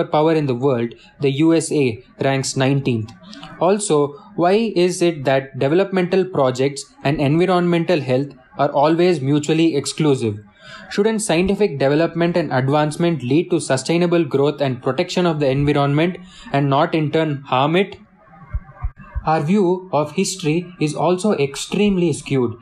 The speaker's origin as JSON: {"language": "English", "region": "South India", "country": "India", "said": "Since I am from the South"}